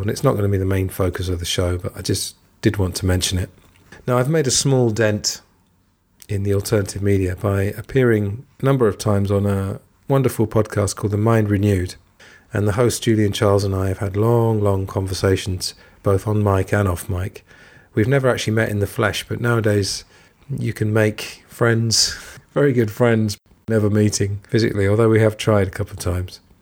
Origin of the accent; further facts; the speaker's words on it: England, United Kingdom; moved away as an adult; also born or lived in Thailand / Italy / Spain; I'm from England, and I grew up there